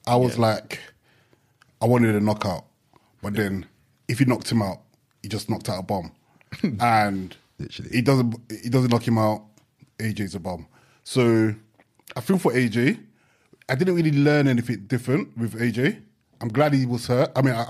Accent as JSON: {"language": "English", "country": "Nigeria", "said": "No, we're family Nigerian. Still."}